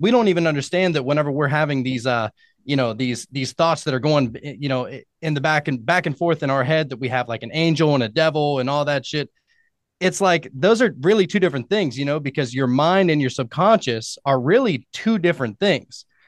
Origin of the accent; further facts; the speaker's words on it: Pennsylvania, United States; I'm from Pennsylvania